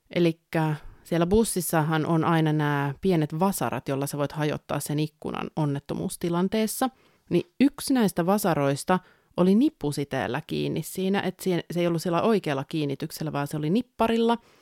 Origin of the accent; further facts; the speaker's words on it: a small town in southern Finland, Finland; tähän eteläsuomalaiseen pikkukaupunkiin, mistä olen kotoisin